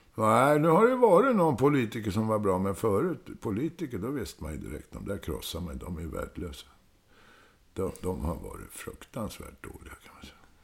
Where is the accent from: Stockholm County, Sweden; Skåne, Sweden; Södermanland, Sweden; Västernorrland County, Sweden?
Stockholm County, Sweden; Stockholm; accent: Stockholmsdialekt; also born or lived in Södermalm, Stockholm; jag är ju född på Söder, men sen är jag ju uppväxt i Hässelbygård.